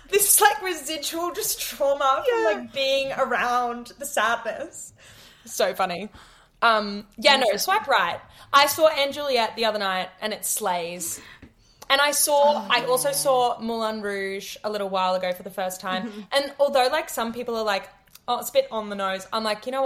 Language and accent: English; Queensland, Australia; I grew up in Queensland